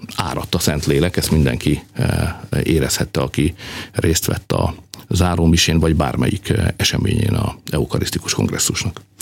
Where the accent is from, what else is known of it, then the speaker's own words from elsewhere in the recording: Hungary; mi meg magyarok vagyunk